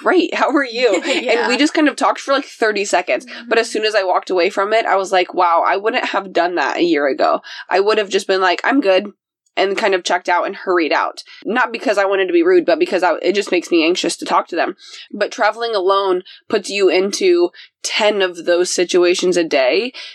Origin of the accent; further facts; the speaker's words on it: Cumberland, Indiana, United States; moved away; I'm like in Cumberland, Indiana. I'm exactly in my hometown